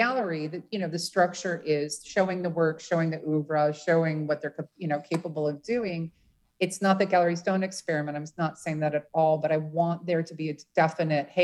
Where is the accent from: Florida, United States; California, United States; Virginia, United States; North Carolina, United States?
California, United States; Los Angeles; moved away as an adult; now in Seattle, United States; I'm from Los Angeles